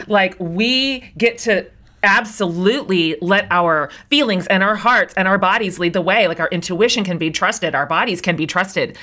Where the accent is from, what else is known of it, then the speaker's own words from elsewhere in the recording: Kansas, United States; I grew up in Kansas